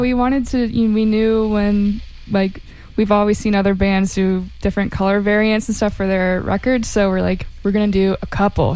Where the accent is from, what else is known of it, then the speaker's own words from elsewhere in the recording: Fernandina Beach, Florida, United States; We're from Fernandina Beach, Florida. So it's a small little island town